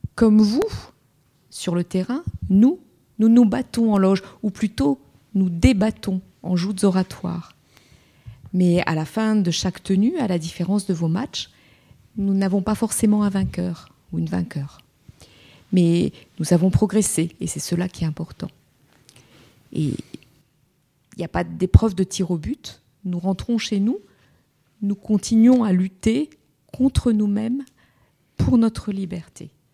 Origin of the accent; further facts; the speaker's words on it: France; chez nous, en France